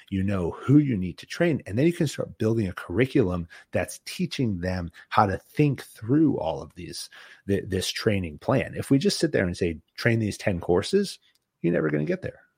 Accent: Boston, Massachusetts, United States; I'm from, I'm from Boston and New England

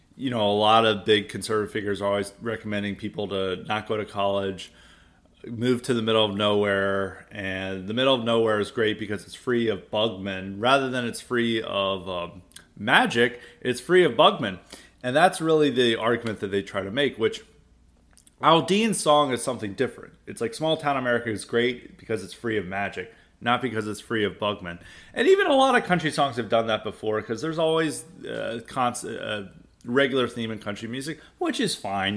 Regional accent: the South, United States; growing up in the South

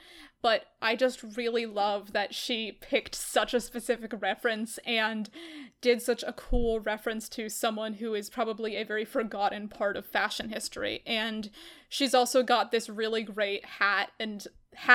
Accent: New York, United States; We're walking over here. We're from New York.

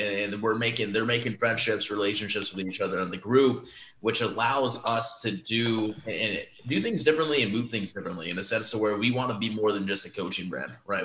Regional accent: Omaha, Nebraska, United States; born and raised in Omaha, Nebraska

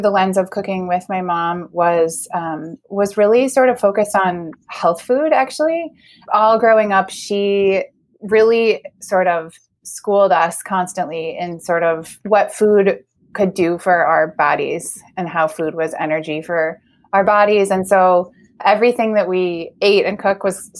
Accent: Grand Rapids, Michigan, United States; I grew up in Grand Rapids, Michigan.

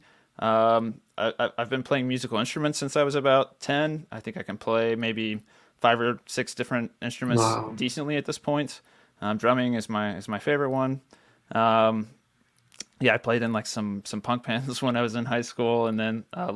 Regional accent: Central Texas, United States; I grew up in Central Texas, middle class

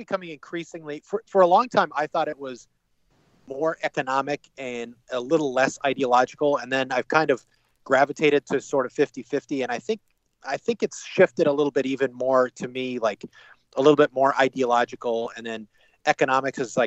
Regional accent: New England, United States; I'm from New England

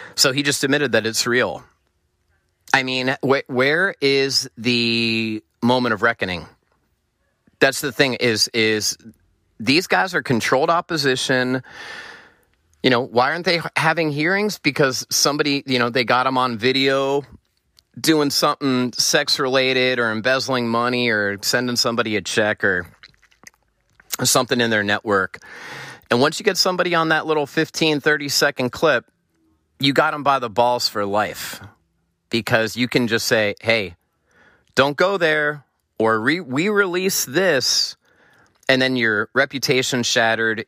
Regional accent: United States; as an American

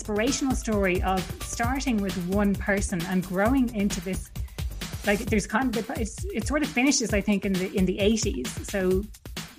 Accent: Dublin, Leinster, Ireland; I'm from Dublin

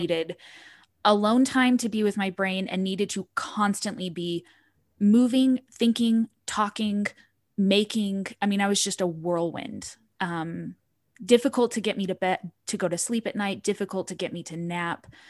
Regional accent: Utah, United States; I grew up in Utah County

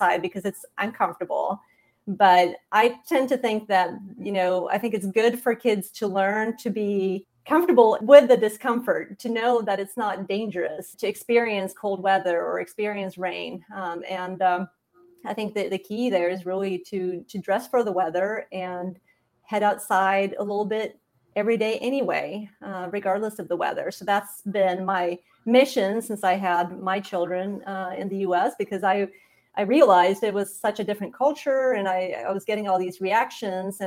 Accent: Sweden; moved away as an adult; also born or lived in Montana / Indiana; I grew up in Sweden

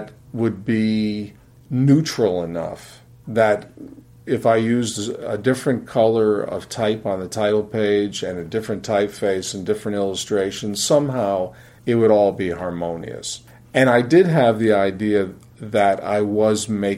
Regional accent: Fort Erie, Ontario, Canada; I grew up in Fort Erie, Ontario

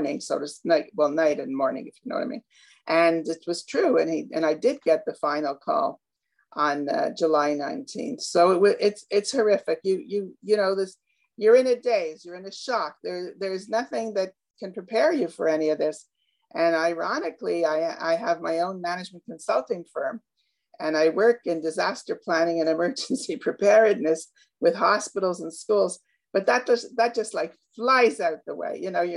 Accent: Canada; I'm Canadian

